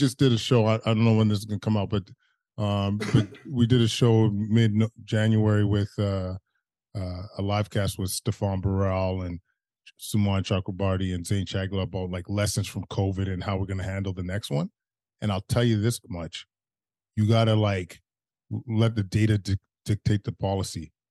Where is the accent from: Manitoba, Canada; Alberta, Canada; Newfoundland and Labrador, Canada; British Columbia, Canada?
Alberta, Canada; Edmonton; now in Ottawa, Canada; growing up in Edmonton, you kind of have a, you, you, you have a racist existence